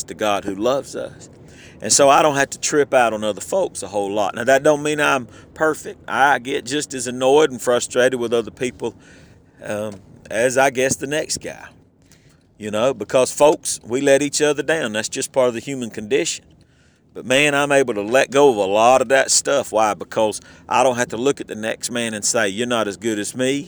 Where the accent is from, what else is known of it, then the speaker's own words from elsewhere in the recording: Southern, United States; accent: Southern; I don't worry so much about how Southern I sound. My accent just comes all out